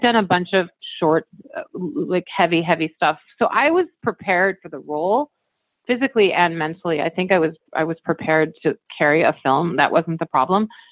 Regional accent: Camrose, Alberta, Canada; also born or lived in United States (born) / Arizona / New York City; now in Los Angeles, United States; I was raised in um, Alberta, Canada, in a small town called Camrose. But yeah, I've lived. I, I, I lived there for about eight years, and then I came to Arizona

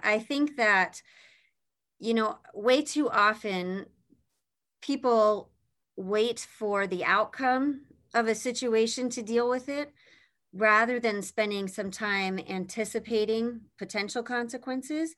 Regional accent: Pennsylvania, United States; moved away as an adult; also born or lived in Indiana; I grew up in Pennsylvania

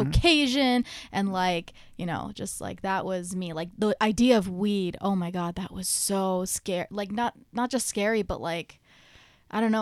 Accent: Toledo, Ohio, United States; I'm from Toledo, Ohio

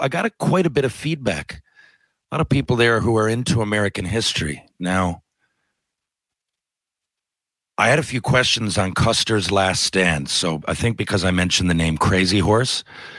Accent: Canada; also born or lived in Washington State, United States; our school system in Canada seemed to me to cover a lot more.

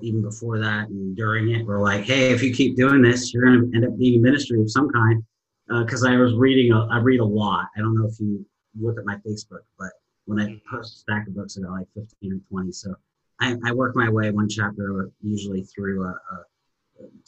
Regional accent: Edmonds, Washington, United States; moved away as an adult; also born or lived in Boise, Idaho; now in Los Angeles area, United States; I'm from originally born in Seattle. And I was originally born, if anybody knows where Edmonds is in Seattle, it's north of Seattle.

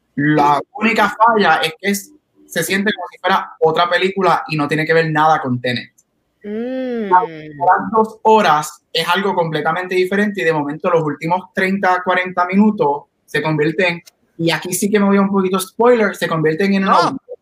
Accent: Guaynabo, Puerto Rico; soy de Guaynabo

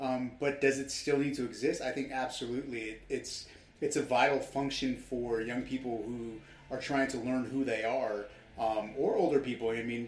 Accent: Los Angeles, California, United States; West Hollywood's

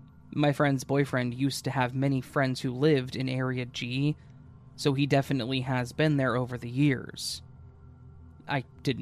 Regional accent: Maine, United States; A little insight into my life growing up. Growing up in Maine in the 80s, my family and I would go camping every summer.

